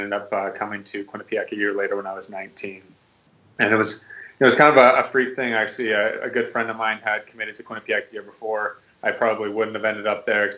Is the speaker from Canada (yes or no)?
yes; just outside Vancouver, west coast of Canada, British Columbia, Canada; moved away as an adult; I grew up in Canada, actually, on the west coast of Canada, just outside Vancouver